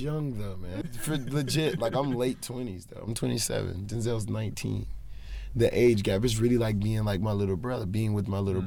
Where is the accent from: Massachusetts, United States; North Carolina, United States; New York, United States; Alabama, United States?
North Carolina, United States; Charlotte; growing up in Charlotte was like it was difficult because like I say I come from a poverty stricken area